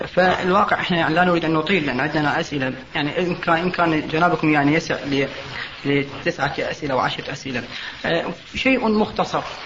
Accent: Iraq; عندنا بالعراق

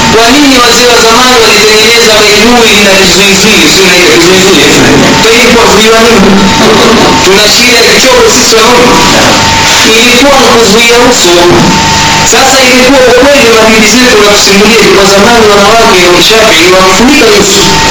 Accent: Tanga Region, Tanzania; kule kwetu Tanga tunaita ukaya

